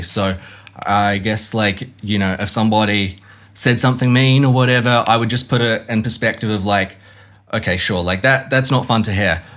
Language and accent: English; Hamilton, Waikato, New Zealand; I grew up in Hamilton, which is like dairy farming capital of New Zealand